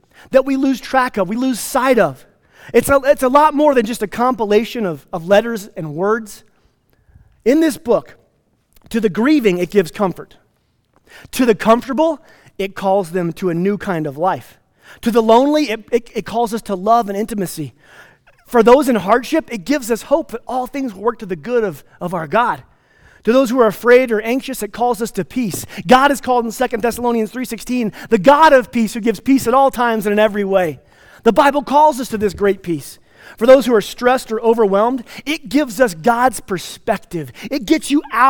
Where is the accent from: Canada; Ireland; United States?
United States; Placita, Colorado; also born or lived in Plainview, Texas / Atlanta, Georgia; I'm from Placida, which is halfway between Redstone and Marble.